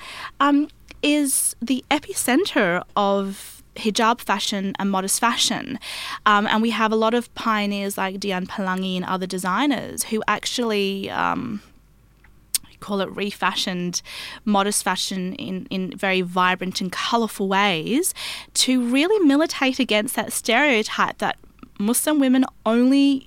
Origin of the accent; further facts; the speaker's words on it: Australia; I grew up in Australia